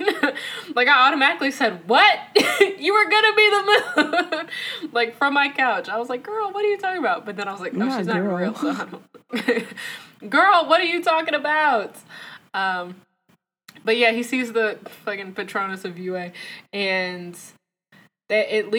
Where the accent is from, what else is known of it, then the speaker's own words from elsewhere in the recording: the South, United States; As a Southern folk myself